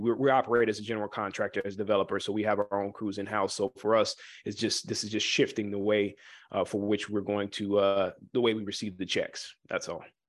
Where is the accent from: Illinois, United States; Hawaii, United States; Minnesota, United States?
Illinois, United States; Chicago; I am from the Chicagoland area.